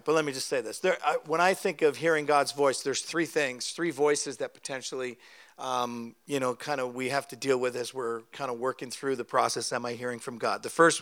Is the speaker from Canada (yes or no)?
yes; Canada; I'm a Canadian